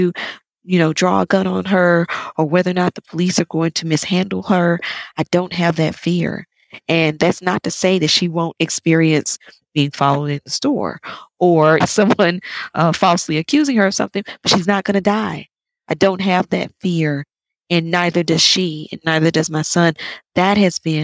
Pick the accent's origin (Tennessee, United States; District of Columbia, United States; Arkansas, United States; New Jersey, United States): Tennessee, United States; Chattanooga; moved away as an adult; also born or lived in London / Indiana; now in Taiwan; I'm from Chattanooga, Tennessee